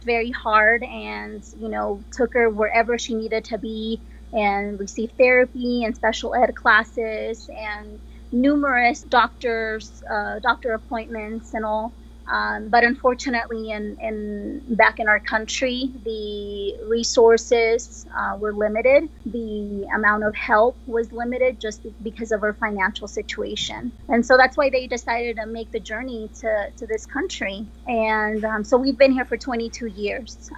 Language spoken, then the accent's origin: English; Pachuca, Hidalgo, Mexico; now in Colorado, United States; I am originally from Mexico. I am from Pachuca, Hidalgo, Mexico